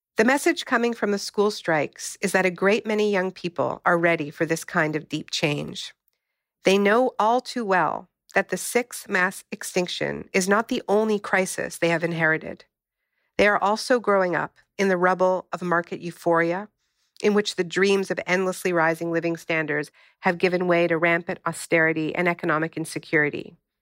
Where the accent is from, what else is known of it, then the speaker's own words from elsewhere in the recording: Canada; moved away; I'm originally from Canada